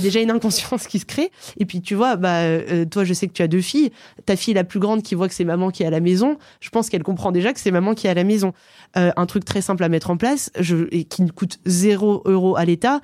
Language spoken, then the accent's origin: French; Aix-les-Bains, Auvergne-Rhône-Alpes, France; Je viens d'Aix-les-Bains. C'est une ville en Savoie au bord du lac du Bourget